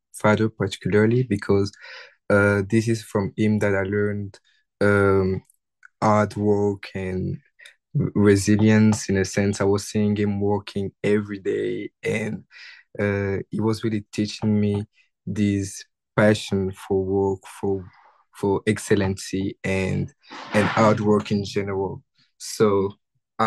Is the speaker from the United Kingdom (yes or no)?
no; Kinshasa, DR Congo; English is a second language; moved away as an adult; now in Ottawa, Canada; I grew up in the city of Kinshasa